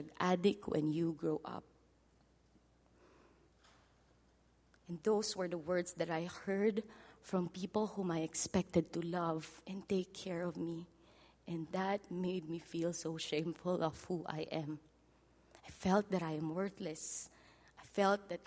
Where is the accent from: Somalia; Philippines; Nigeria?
Philippines; first language Filipino; English is a second language; my native language, Filipino.